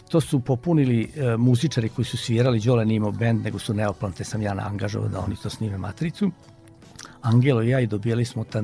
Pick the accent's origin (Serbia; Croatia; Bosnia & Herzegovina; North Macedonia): Serbia; Mramorak, Vojvodina; ja sam rođen u Banatu, jedno malo mesto, Mramorak se zove kod Pančeva.